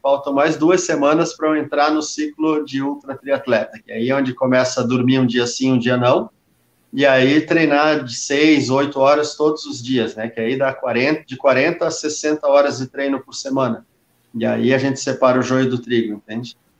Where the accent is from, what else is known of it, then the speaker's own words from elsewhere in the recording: Brazil; a gente é brasileiro, né? A gente é só brasileiro